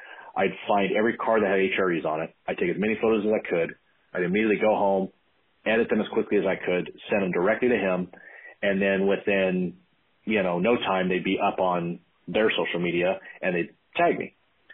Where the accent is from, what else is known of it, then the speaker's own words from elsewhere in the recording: Tracy, California, United States; I hail from Central California, a little town of Tracy